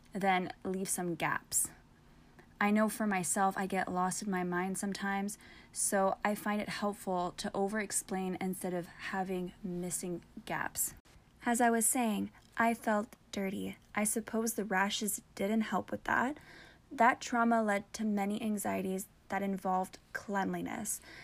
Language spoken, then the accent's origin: English; Canada; I'm French